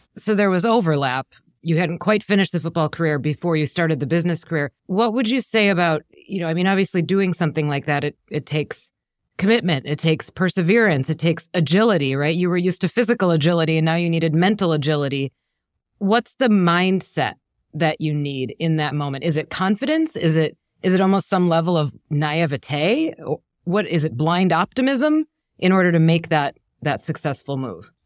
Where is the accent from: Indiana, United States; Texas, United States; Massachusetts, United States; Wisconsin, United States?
Wisconsin, United States; now in New York, United States; I am born and raised in Wisconsin